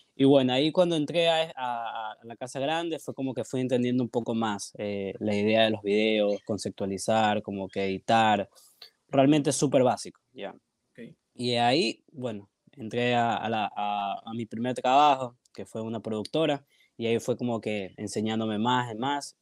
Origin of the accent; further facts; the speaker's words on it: Guayaquil, Guayas, Ecuador; acá de Guayaquil, mucha gente me ha preguntado si no soy de acá, pero sí, sí soy de acá